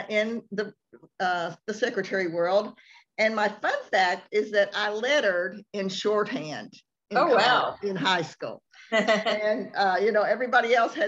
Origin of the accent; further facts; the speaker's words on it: Dallas, Texas, United States; I was born in the in Dallas, Texas. I'm one of the very few people in the Dallas area that was born in Dallas. And I have three sisters and one brother, and my we lived here all my life